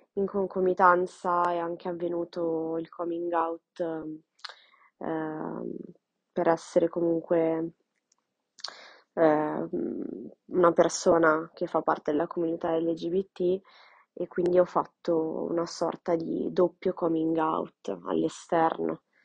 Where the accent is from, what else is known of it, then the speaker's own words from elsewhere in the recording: Milan, Lombardy, Italy; sono nata e cresciuta a Milano, in Italia